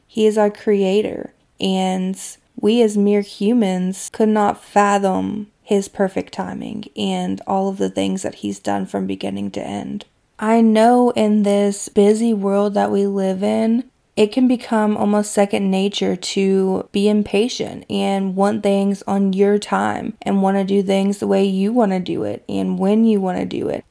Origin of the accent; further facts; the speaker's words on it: Kentucky, United States; my hometown in Kentucky